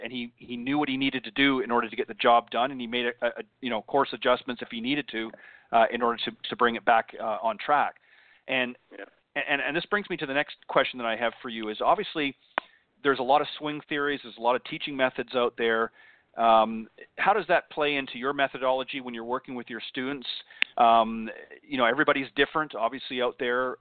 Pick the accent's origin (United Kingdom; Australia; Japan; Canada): Canada; now in United States; when I was still back up in, in Canada, of course, as you may or may not know, I'm I'm Canadian uh, born originally